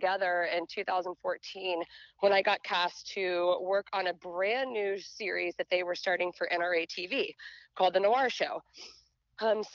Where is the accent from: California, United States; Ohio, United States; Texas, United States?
Texas, United States; a small town just outside of Dallas; I was born and raised in Texas. And so I grew up in a really small town just outside of Dallas